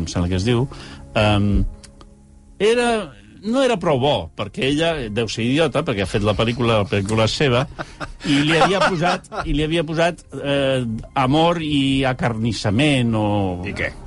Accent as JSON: {"language": "Catalan", "town": "Barcelona", "region": "Catalonia", "country": "Spain", "said": "com a barcelonins"}